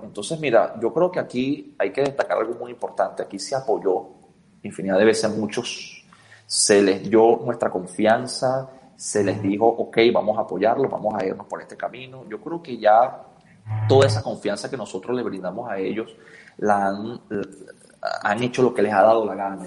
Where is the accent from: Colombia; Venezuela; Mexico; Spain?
Venezuela; nosotros como venezolanos, como ciudadanos de a pie